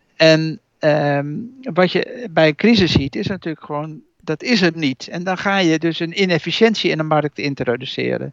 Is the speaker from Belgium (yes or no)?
no; Utrecht, Netherlands; als Utrechter